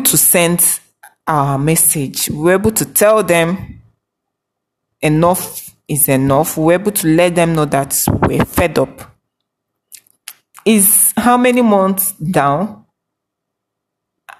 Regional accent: Nigeria; We are all Nigerian.

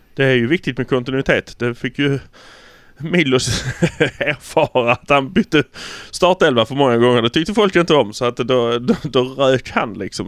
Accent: Malmö, Skåne, Sweden; vi är från Malmö

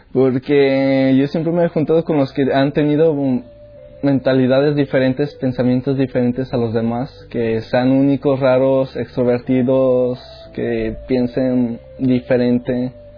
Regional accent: León, Guanajuato, Mexico; moved away; Soy de México, de León, Guanajuato.

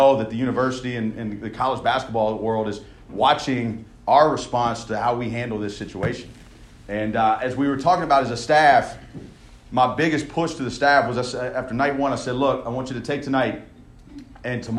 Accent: Louisiana, United States; I grew up in Louisiana

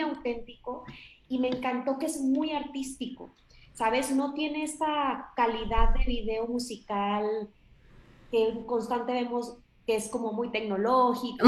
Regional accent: Monterrey, Nuevo León, Mexico; yo también soy del norte, no de tan el norte, pero de Monterrey

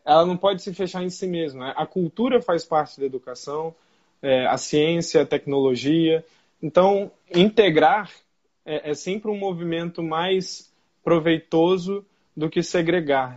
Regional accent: Brazil; also born or lived in Niterói; num país tão desigual quanto o nosso

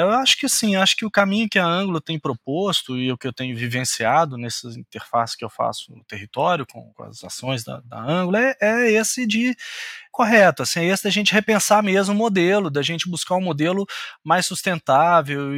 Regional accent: Minas Gerais, Brazil; como bom mineiro

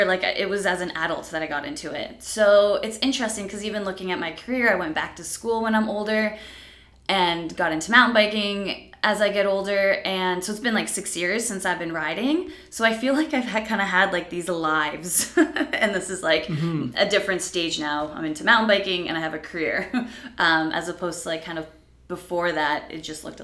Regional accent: Hamilton, Ontario, Canada; also born or lived in Poland; I was born in Poland. We came over here when I was 7. But I grew up in Hamilton, up the mountain, and now I live downtown.

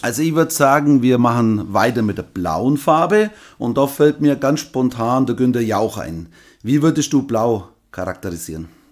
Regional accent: Nördlingen, Bavaria, Germany; Nördlingen, Deutschland, Bayern, Schwaben, Donauries, Nördlingen

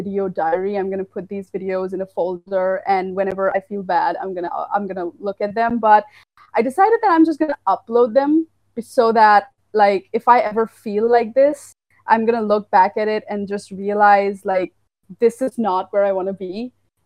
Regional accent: Assam, India; I'm from India. I'm from the little state of Assam, which is in the northeastern

